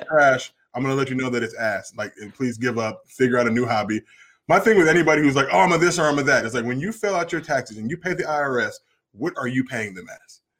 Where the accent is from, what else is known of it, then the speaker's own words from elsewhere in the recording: New Jersey, United States; moved away; also born or lived in Los Angeles; I was born in Jersey